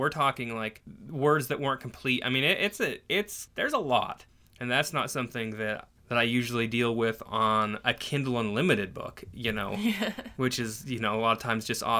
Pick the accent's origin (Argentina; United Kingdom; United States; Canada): Canada; born there; I was born in Canada.